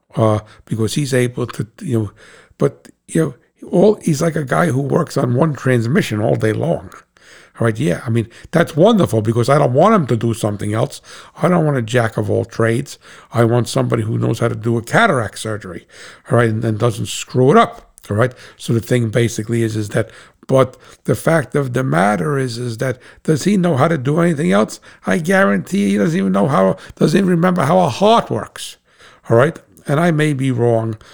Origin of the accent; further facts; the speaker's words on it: United States; as an American